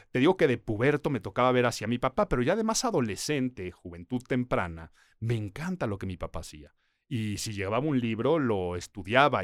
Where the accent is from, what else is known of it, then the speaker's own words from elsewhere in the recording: Mexico City, Mexico; Nací en Ciudad de México